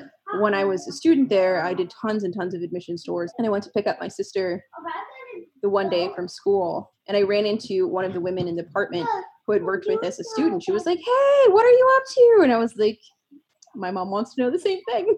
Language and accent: English; New York City, New York, United States; now in Pittsburgh, United States; I'm originally from New York City, the Bronx specifically, and I am now in Pittsburgh.